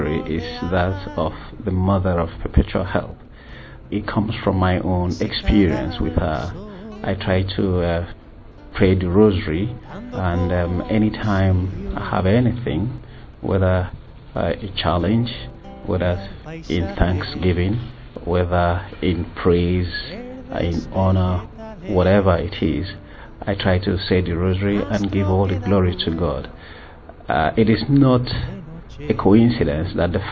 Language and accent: English; Lagos, Nigeria; I'm from Lagos, Nigeria.